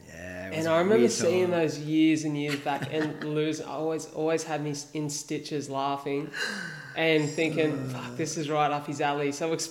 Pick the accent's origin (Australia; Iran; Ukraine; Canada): Australia; Wollongong, New South Wales; Above Line was started here in my hometown of Wollongong.